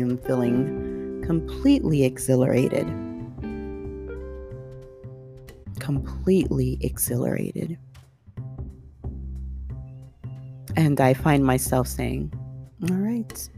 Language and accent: English; Southern California, United States; growing up in Southern California